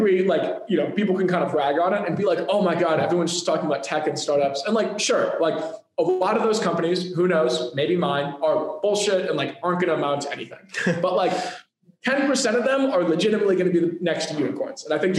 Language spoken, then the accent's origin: English; Chicago, Illinois, United States; now in Silicon Valley, United States; I'm coming from Chicago. I think the biggest thing that changed my startup career was coming out here.